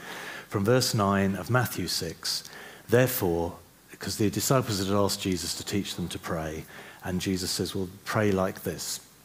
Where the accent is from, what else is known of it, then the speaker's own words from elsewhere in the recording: The Hague, South Holland, Netherlands; born there; Now, I was born in The Hague in the Netherlands. All right, we lived in one of these buildings, in an apartment in one of these buildings here. And I love Holland because I was born there.